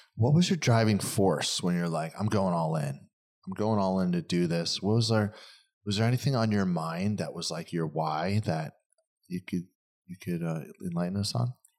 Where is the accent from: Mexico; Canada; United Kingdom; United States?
United States; East Coast; moved away as an adult; now in California, United States; I'm East Coast guy